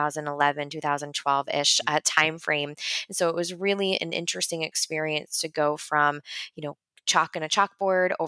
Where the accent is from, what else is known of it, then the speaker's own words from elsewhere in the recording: Long Island, New York, United States; I grew up in New York on Long Island, so about an hour and a half from the city